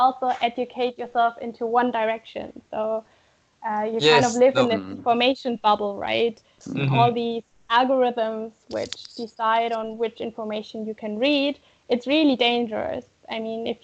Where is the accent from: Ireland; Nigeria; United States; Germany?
Germany; I come from Germany